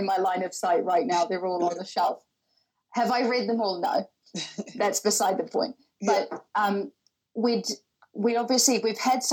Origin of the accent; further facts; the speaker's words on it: New Zealand; moved away as an adult; now in London, United Kingdom; I am originally from New Zealand. So I've been in London for over 6 years now